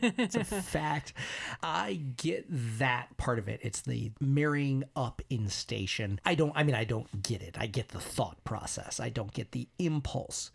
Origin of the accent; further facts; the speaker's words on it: United States; I'm American